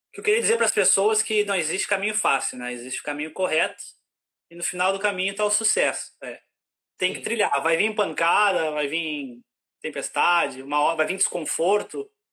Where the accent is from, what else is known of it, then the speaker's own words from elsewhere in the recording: interior of Rio Grande do Sul, Brazil; moved away as an adult; now in Ireland; eu sou, eu sou lá do interior do Rio Grande do Sul